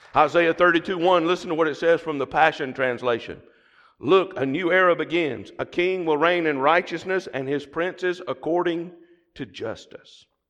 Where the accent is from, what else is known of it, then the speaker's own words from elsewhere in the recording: the South, United States; accent: southern; my southern accent